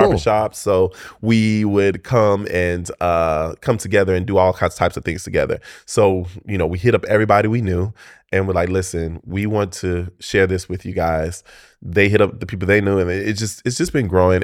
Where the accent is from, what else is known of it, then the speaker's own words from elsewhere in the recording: Tampa, Florida, United States; I grew up in East Tampa.